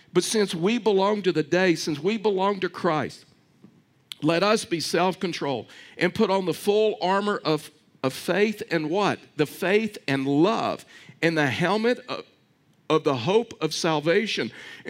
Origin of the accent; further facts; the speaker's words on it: Texas, United States; I was raised in East Texas, and I mean it's deep into East Texas